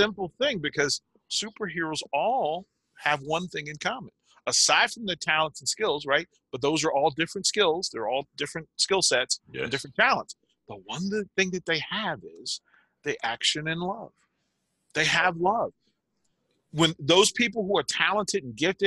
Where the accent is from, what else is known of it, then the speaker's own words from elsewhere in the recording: Arlington, Virginia, United States; I'm from Arlington, Virginia, a place called Green Valley, just outside of DC